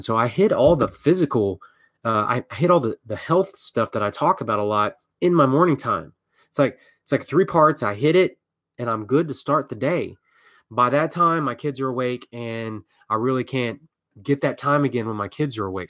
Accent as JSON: {"language": "English", "region": "Texas", "country": "United States", "said": "I'm from Texas"}